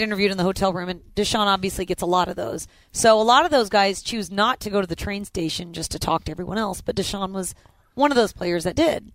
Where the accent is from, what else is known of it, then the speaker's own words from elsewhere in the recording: Indianapolis, Indiana, United States; moved away as an adult; now in Houston, United States; I've lived more of my adult life in Houston than I have in Indianapolis.